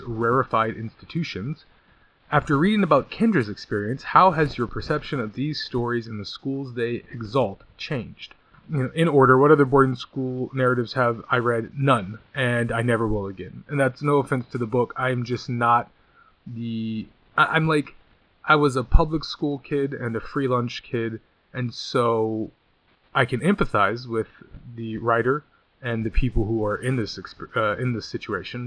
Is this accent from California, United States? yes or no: yes; Redlands, California, United States; I'm from Redlands. It's right San Bernardino County, the jewel of the Inland Empire. It's a very nice place to grow up